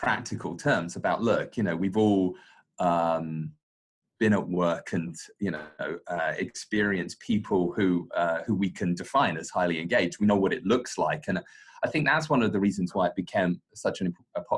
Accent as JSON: {"language": "English", "region": "London", "country": "United Kingdom", "tie": "born or raised there", "accent": "British", "moved": "as an adult", "lives_now": "Singapore", "said": "very British, born and raised in London"}